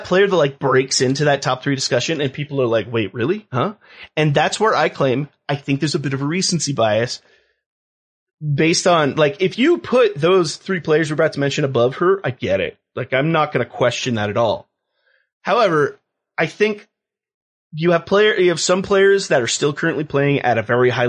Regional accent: California, United States; growing up in California

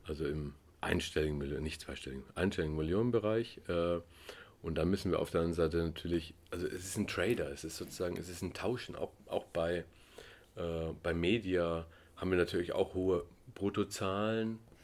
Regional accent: Germany; also born or lived in East Germany; ich bin Deutscher

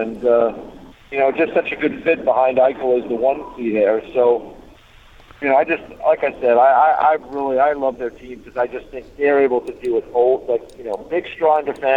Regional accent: the New York area, United States; growing up in the New York area

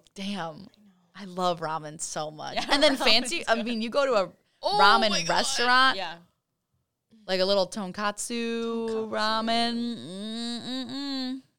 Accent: Midwest, United States; but I'm from the Midwest

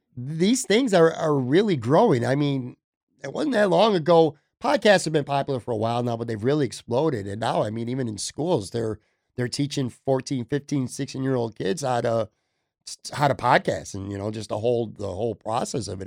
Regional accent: Buffalo, New York, United States; coming back to my hometown

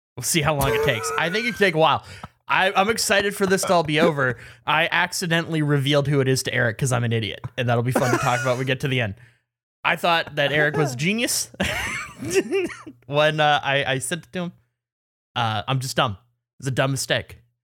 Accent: Canada; as a Canadian

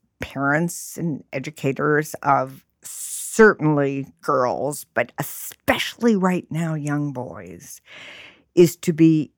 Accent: New York City, New York, United States; I grew up in New York City.

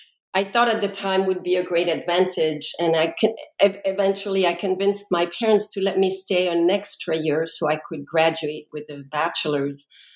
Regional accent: France; English is a second language; moved away as an adult; now in United States; I was born and raised in France, and upon graduating from high school, decided I wanted to spend a gap year in the U.S. to learn English properly. And so I made my way to North Carolina and spent a year there.

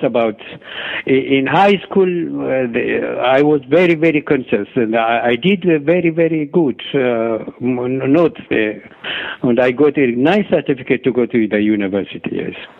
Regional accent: Ethiopia; moved away as an adult; also born or lived in Egypt; I born and grow up in Ethiopia till I was 19 years old. Then I left my country because of political reason and went to Egypt

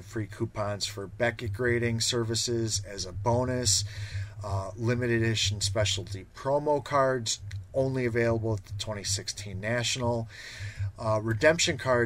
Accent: Chicago, Illinois, United States; Growing up in Chicago

